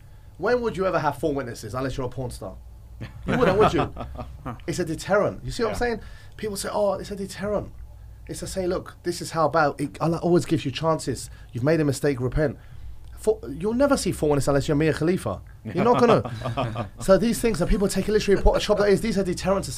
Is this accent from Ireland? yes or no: no; England, United Kingdom; moved away; I was raised in England